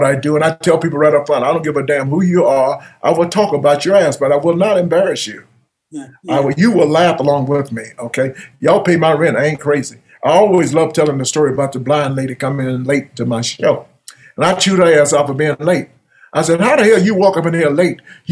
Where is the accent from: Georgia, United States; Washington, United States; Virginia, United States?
Georgia, United States; growing up in Georgia